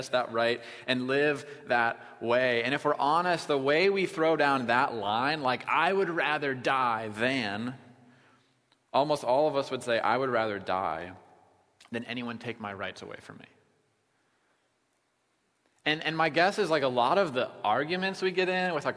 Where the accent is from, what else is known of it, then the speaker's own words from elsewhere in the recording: Iowa, United States; we're from Iowa